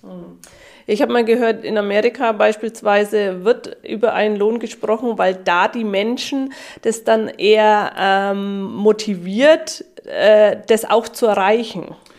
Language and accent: German; Germany; bei uns in Deutschland